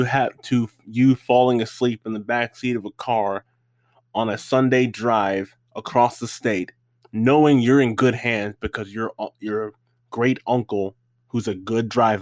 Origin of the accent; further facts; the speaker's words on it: Tennessee, United States; Since we grew up in the Tennessee area, and we grew up before the Tennessee Titans